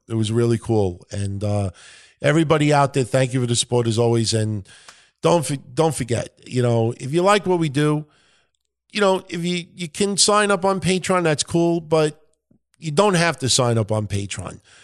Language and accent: English; New York, United States; accent: New York; my New York accent